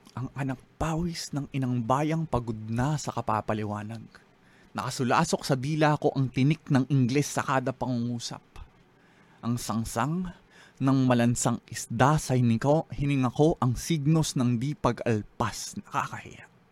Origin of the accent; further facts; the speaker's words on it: Philippines; being a Filipino